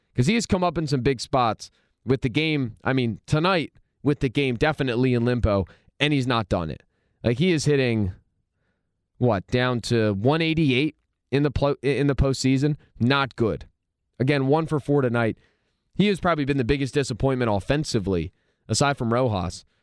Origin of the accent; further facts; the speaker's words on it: Philadelphia, Pennsylvania, United States; I'm a Philadelphian.